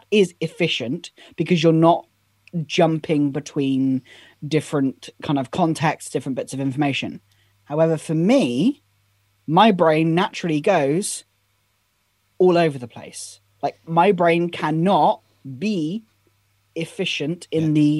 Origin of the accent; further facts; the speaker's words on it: United Kingdom; I am, I am British after all.